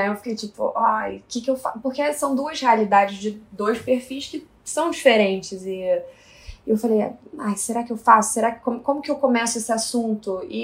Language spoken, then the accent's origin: Portuguese; São Luís, Maranhão, Brazil; eu sou de São Luís, Maranhão, eu tenho 24 anos.